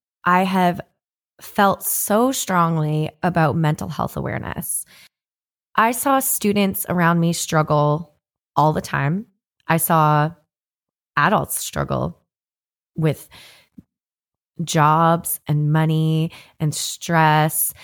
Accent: Canada; now in Nashville, United States; I'm a Canadian country artist living in Nashville, Tennessee

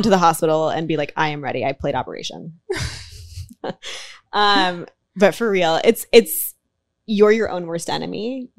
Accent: the Bay Area, California, United States; I'm like from the Bay Area.

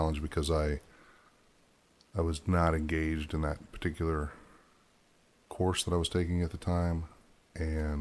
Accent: Ohio, United States; moved away; also born or lived in Michigan; I grew up in Ohio for the most part, Ohio, Michigan, for a vast majority of my time

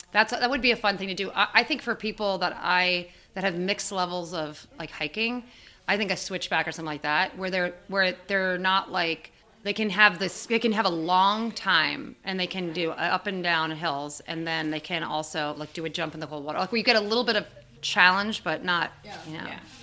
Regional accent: New York, United States; I'm from New York, where there's no there aren't mountains really nearby

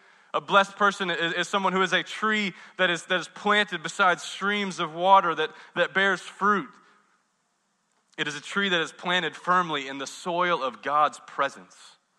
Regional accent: the South, United States; I don't want to be ugly because I'm from the South, and I have manners

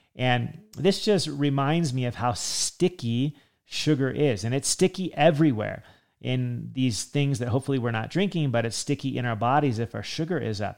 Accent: California, United States; I grew up in California

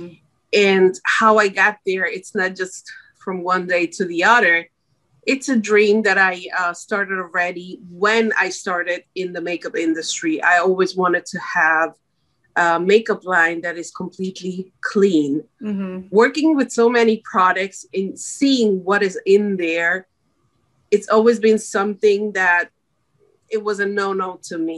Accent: Switzerland; moved away as an adult; now in United States; I'm born and raised in Switzerland and moved 6 years ago to the United States with my husband and my little daughter.

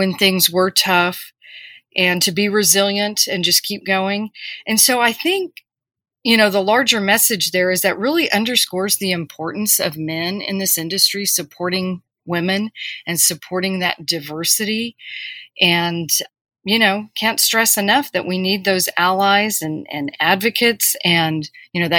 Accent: Corpus Christi, Texas, United States; I grew up in Corpus Christi, Texas, which is on the coast

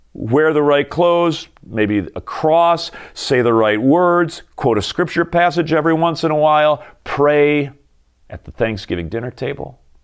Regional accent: United States

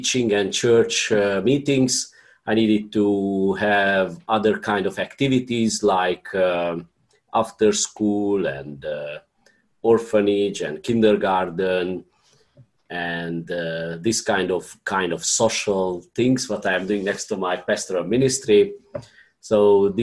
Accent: Romania; I am from Romania.

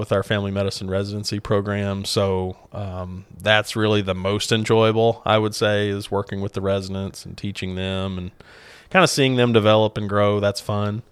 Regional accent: Clarksville, Arkansas, United States; went back home to Clarksville, actually, to practice

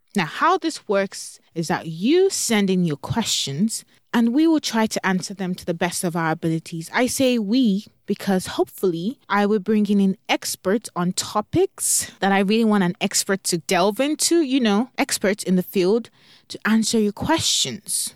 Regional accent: Nigeria; now in Texas, United States; Growing up in Nigeria

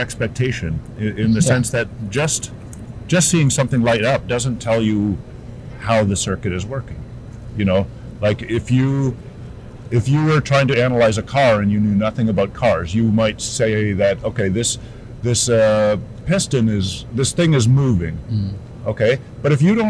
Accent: Canada; also born or lived in United Kingdom; I am Canadian

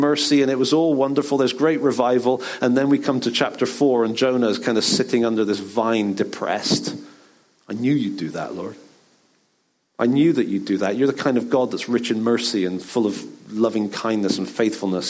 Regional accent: Bristol, South West England, United Kingdom; in the church growing up in Bristol

